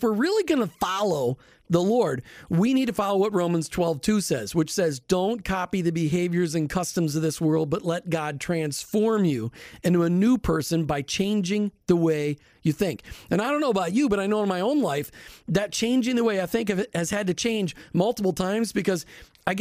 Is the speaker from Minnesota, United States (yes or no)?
yes; Minnesota, United States; I grew up in Minnesota